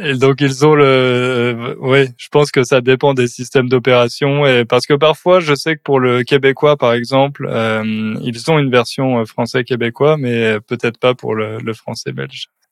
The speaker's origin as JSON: {"language": "French", "country": "France"}